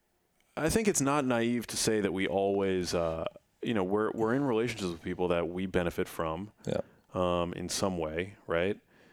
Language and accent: English; New York, United States; accent: New York; Growing up, I had a little bit of like a New York accent because I grew up in New York, and I shed it because somebody once made fun of the way that I, in school, like elementary school, said water.